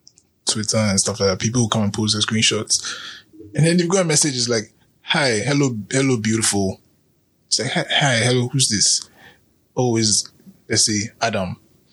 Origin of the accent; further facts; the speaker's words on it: Ghana; he meets me as a Ghanaian man